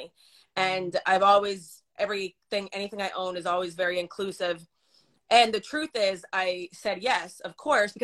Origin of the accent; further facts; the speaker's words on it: New York, United States; moved away; I'm a New Yorker